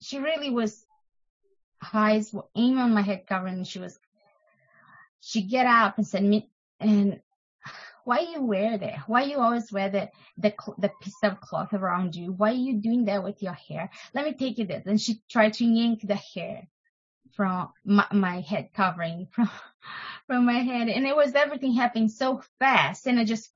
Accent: Brazil; moved away; I am from Brazil

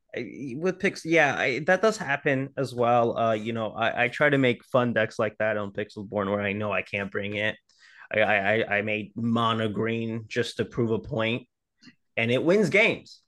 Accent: New Orleans, Louisiana, United States; moved away; originally, uh, I'm from New Orleans

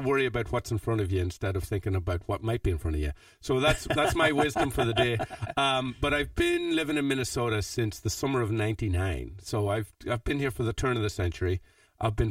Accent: County Fermanagh, Northern Ireland, United Kingdom; I'm from a place called Adramsea, which is very few people will have heard of, except people from Adramsea, but it's in County Fermanagh

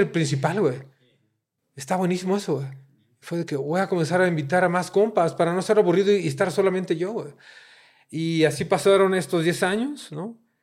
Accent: Mexico City, Mexico; me encanta mi ciudad, ¿no? De repente odio Ciudad... Me... Crecí odiando Ciudad de México

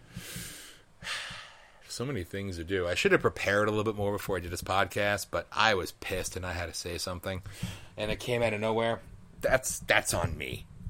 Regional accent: United States; as an American

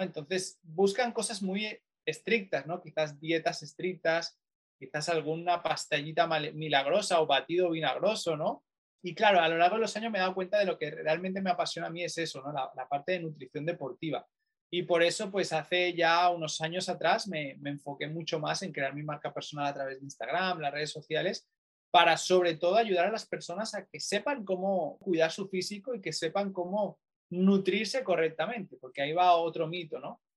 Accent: Barcelona, Catalonia, Spain; moved away as an adult; now in Manchester, United Kingdom; yo soy español, eh, concretamente de Barcelona

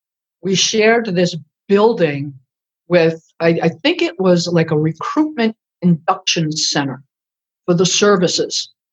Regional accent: Sutton, Massachusetts, United States; moved away as an adult; also born or lived in Providence, Rhode Island; my sister, brother, and I grew up in Sutton, Massachusetts. Not a lot to do back there. Back then, it was the 70s.

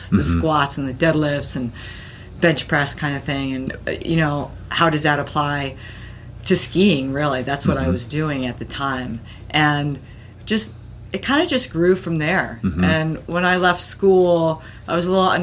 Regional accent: East Coast, United States; also born or lived in Connecticut; now in Boulder, United States; I actually grew up on the East Coast

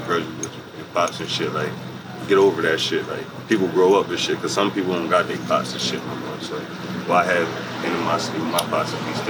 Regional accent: Harrisburg, Pennsylvania, United States; I'm 24. I'm from Harrisburg area.

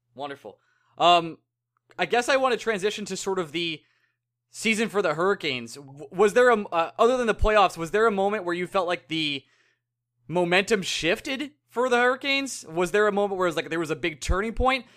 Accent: Bay Shore, New York, United States; Bayshore, my hometown

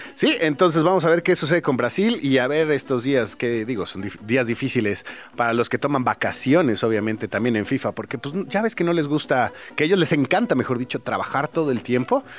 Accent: Chilango, Mexico City, Mexico; todos los que somos chilangos

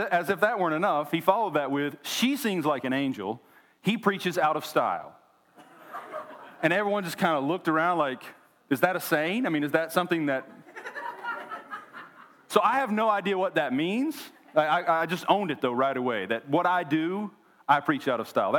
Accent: Oklahoma, United States; moved away as an adult; now in Tennessee, United States; We were both born and raised in Oklahoma

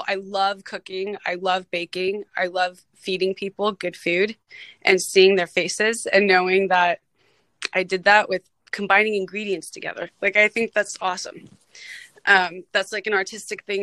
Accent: Los Angeles, California, United States; I was born and raised in the San Fernando Valley in LA in the 80s and 90s

